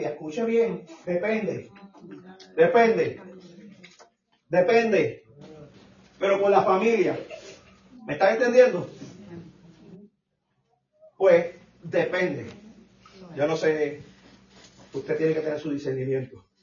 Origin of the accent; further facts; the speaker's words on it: Puerto Rico; Yo soy boricua.